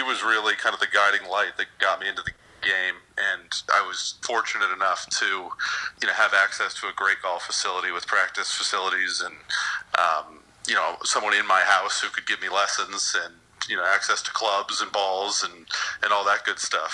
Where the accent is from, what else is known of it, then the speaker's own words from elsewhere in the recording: Chicago, Illinois, United States; also born or lived in Washington, D.C.; now in West Palm Beach, United States; growing up in Chicago and then living in D.C. for a while